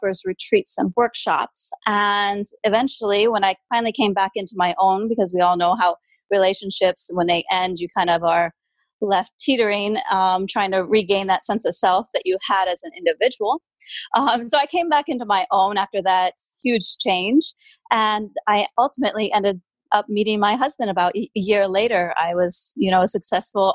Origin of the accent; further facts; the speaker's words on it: Midwest, United States; moved away; also born or lived in Europe; I'm originally from the Midwest